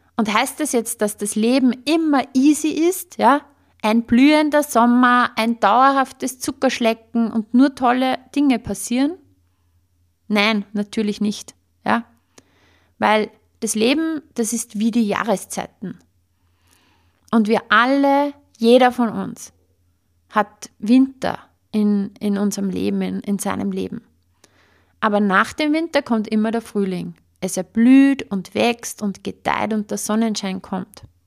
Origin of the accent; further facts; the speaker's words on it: Upper Austria, Austria; bei uns in Oberösterreich sagt man Watschen